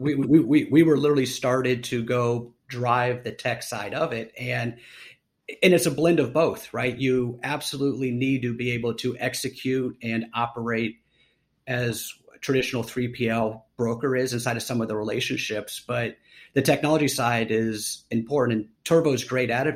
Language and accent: English; Columbus, Ohio, United States; moved away as an adult; also born or lived in Los Angeles, California; now in Austin, United States; I was born and raised in Columbus, Ohio